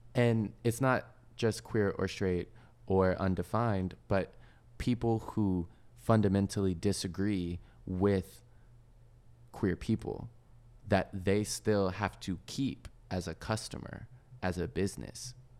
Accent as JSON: {"language": "English", "region": "the South", "country": "United States", "tie": "born or raised there", "said": "growing up in the South, Chick-fil-A's are everywhere"}